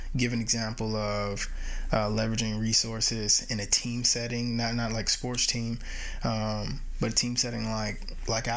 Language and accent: English; United States; I'm American, and when I mean American, of course, I mean Indigenous American